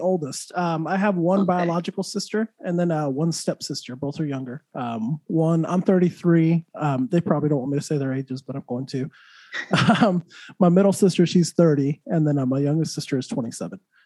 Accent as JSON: {"language": "English", "town": "Santa Fe", "region": "New Mexico", "country": "United States", "also_born_or_lived": "Texas", "moved": "yes", "lives_now": "Florida, United States", "said": "New Mexico, where I'm from"}